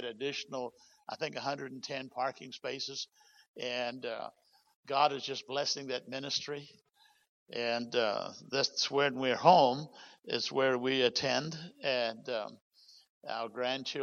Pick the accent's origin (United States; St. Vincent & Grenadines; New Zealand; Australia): New Zealand; moved away; my bloodline, I'm a Kiwi by birth, New Zealand